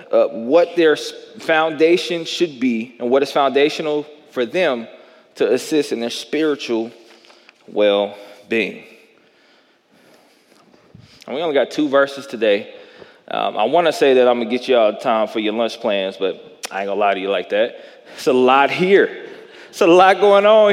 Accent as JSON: {"language": "English", "town": "Jackson", "region": "Tennessee", "country": "United States", "tie": "born or raised there", "said": "I grew up in the South. I grew up in Jackson, Tennessee."}